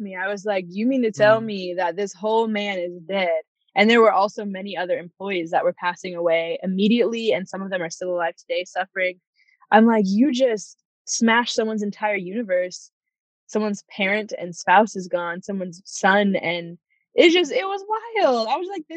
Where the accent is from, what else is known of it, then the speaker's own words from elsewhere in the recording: Fresno, California, United States; also born or lived in Santa Cruz, California; We moved to Fresno